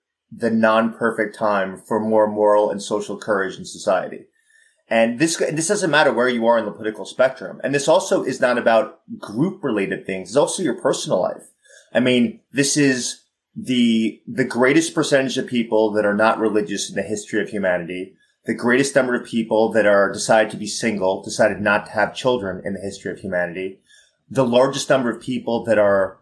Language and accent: English; New York, United States; I'm a pretty candid New Yorker